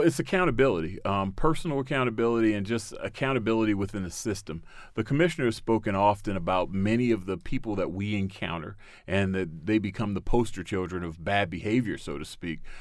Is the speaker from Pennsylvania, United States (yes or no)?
no; Baltimore, Maryland, United States; my city of Baltimore, I'm, I was born and raised in Baltimore